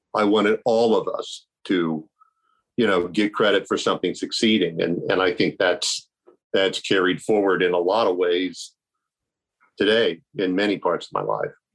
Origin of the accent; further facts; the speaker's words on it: Milford, Ohio, United States; also born or lived in Coshocton, Ohio / Lancaster, Ohio; I was born in Coshocton, and then we moved to Lancaster, and then we finally moved to Milford